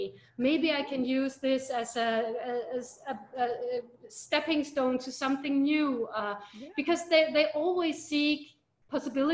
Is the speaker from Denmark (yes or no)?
yes; Denmark; moved away as an adult; now in Philippines; I'm from Denmark. I moved here to the Philippines almost 4 years ago.